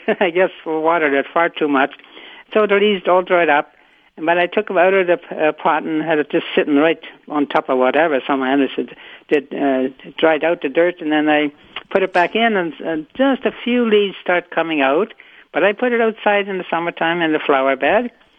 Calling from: Winnipeg, Manitoba, Canada; Oh, I'm calling from Winnipeg.

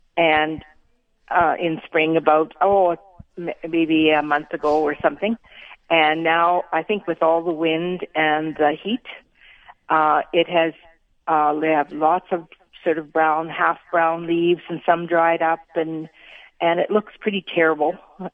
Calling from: Winkler, Manitoba, Canada

